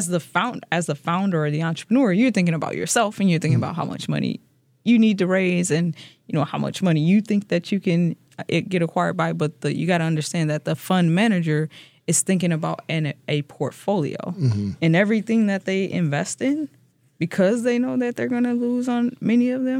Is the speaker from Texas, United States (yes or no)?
no; St. Louis, Missouri, United States; now in Wisconsin, United States; I'm from St. Louis